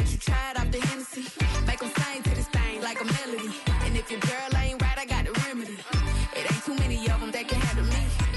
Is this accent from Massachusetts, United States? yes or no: yes; Framingham, Massachusetts, United States; born and raised in Framingham.